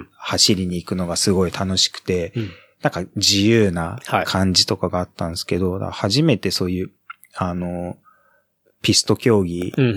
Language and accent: Japanese; Ichikawa, Chiba, Japan; moved away; also born or lived in Kamata, Ota, Tokyo / Osaka; 千葉の市川市の方に、えっ、ー、と、移って、はい、幼稚園はずっと、だ千葉、で育っ